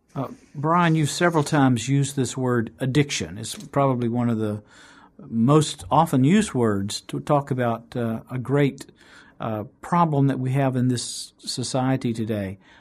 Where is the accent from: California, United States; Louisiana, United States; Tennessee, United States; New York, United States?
Tennessee, United States; Chattanooga; when I was growing up in Chattanooga, Tennessee